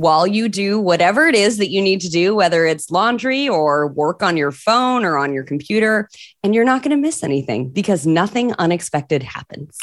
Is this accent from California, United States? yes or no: no; Michigan, United States; moved away; I'm from Michigan. originally